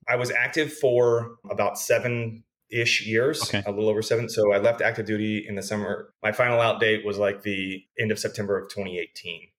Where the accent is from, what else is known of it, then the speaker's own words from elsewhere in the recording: Abilene, Texas, United States; also born or lived in Riverside, California / Dallas Fort Worth area; now in El Paso, United States; I grew up in Abilene, Texas, so about 150 miles west of TCU down the interstate